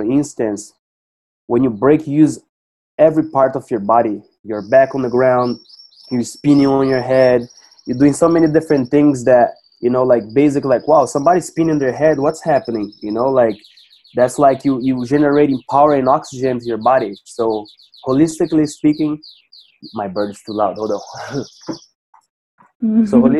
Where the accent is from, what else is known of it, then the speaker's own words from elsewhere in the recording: Cascavel, Paraná, Brazil; I started here in my hometown in Cascavel, Paraná, Brazil